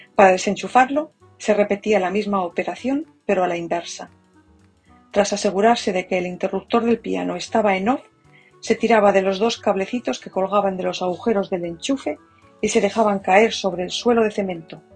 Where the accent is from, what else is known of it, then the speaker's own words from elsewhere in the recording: Spain; now in United States; A partir de mañana habré vivido más tiempo en Estados Unidos que en mi país